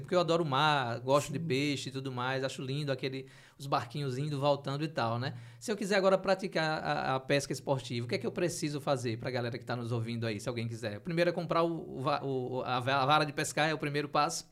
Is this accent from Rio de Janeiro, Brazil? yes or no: no; Aracaju, Sergipe, Brazil; Eu sou do, do Bugio, lá sempre uhum. falo do uhum. Bugio, que adoro aquela região lá, que tem um manguezal circulando uhum. ali com o Rio do Sal